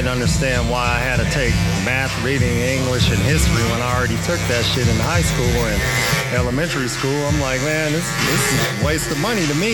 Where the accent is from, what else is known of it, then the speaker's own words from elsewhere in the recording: California, United States; Man, I came out here from Cali uh, in '98.